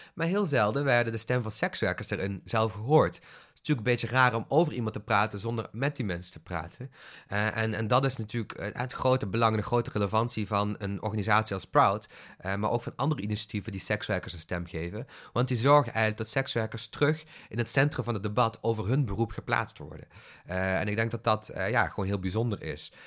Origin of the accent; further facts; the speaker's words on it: Bilzen, Flanders, Belgium; moved away; toen ik opgroeide in het Belgisch platteland. Het was een klein dorpje, Bilzen